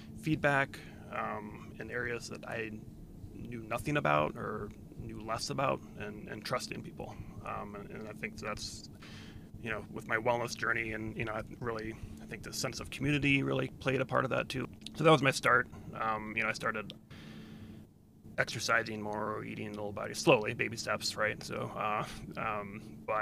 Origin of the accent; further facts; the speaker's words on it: D.C., Virginia, United States; I grew up in Virginia on the near Washington, D.C.